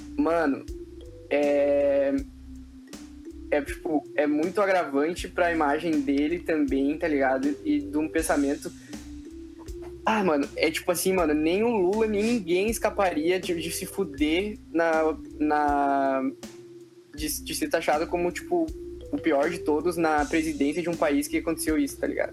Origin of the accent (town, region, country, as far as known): Brazil